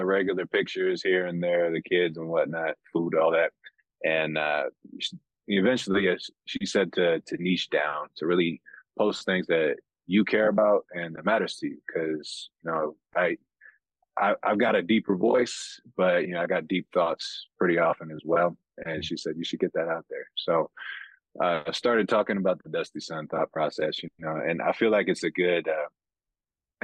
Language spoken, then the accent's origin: English; San Bernardino, California, United States; moved away as an adult; also born or lived in Fontana, California; now in Utah, United States; I was born and raised in California